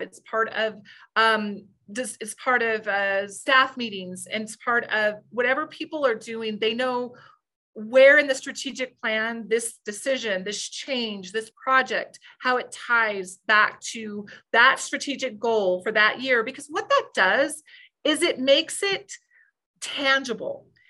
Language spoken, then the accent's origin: English; New Mexico, United States; I grew up in New, a small town in New Mexico